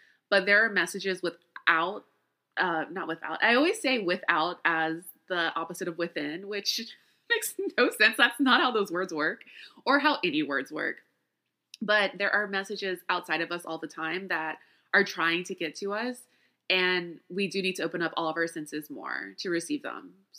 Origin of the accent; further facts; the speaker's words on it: the South, United States; So I've always seen spiders as, okay, so I grew up in the South, right? So there's always all kinds of creatures and critters in the house.